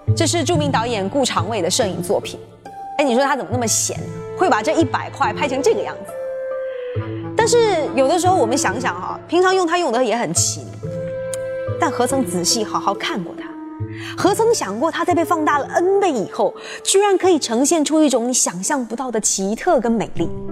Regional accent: China; 我们中国人

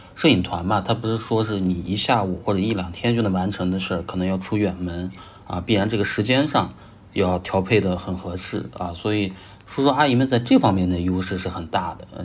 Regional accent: Gansu, China; now in Shanghai, China; 我是西北人，甘肃人， 现在目前生活在上海，做职业摄影师已经差不多有五年多的时间吧

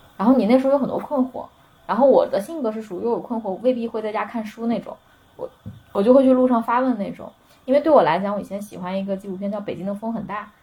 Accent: Nanjing, Jiangsu, China; 我是南京姑娘嘛

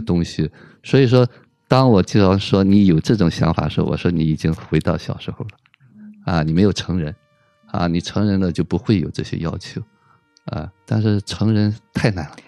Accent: China; 我们中国人

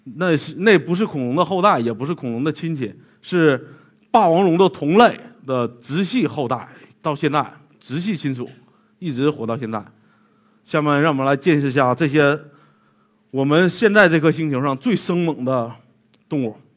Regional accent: western Liaoning, China; 在我老家那边儿辽宁西部

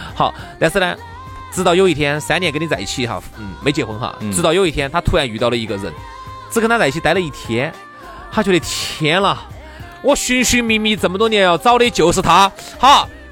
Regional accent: China; 我们中国人

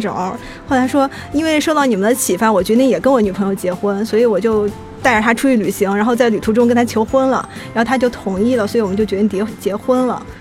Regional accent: Chengdu, Sichuan, China; now in Shanghai, China; 因为我老家是成都的

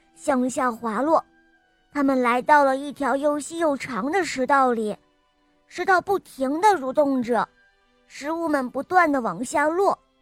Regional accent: Beijing, China; 我今年八岁了，我来自北京

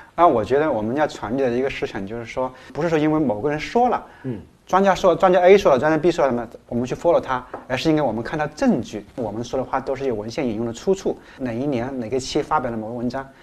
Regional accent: China; 我们中国

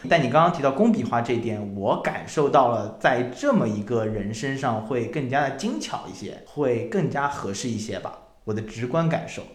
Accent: Shanghai, China; 我是上海人

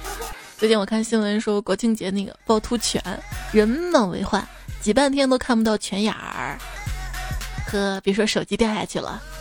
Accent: Jinan, Shandong, China; 我就是济南人啊！我在那儿也有一次黑历史，记得是两年前吧。

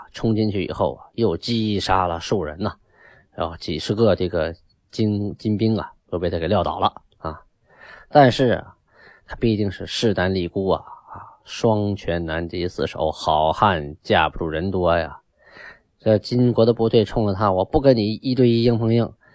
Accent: Shenyang, Liaoning, China; 那个地方叫东陵区，啊，也就是我的故乡，我就出生在东陵区，经常遥望天柱山

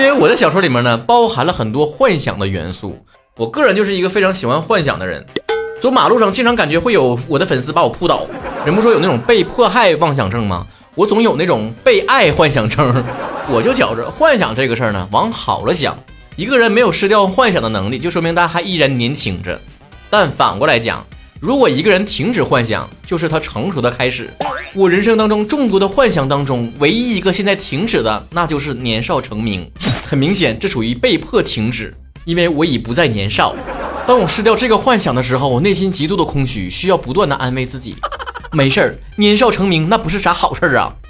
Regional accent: Northeast China, China; 咱们东北人嘛，想说好普通话，最难克服的是那种精神层面的东西

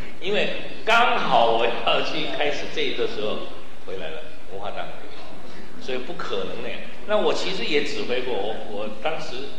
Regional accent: Shanghai, China; 那么其实我小时候在上海的时候也听过很多，呃，那个粤曲，我也很喜欢粤曲

